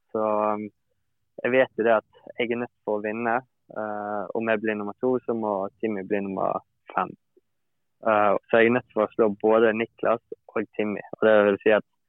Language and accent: Norwegian; Bergen, Vestland, Norway; hjemme i Bergen